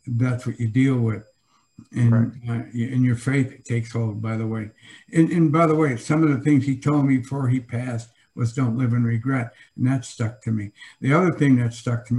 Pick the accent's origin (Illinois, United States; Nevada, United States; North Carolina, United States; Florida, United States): Illinois, United States; Joliet; growing up in Joliet, blue collar, Catholic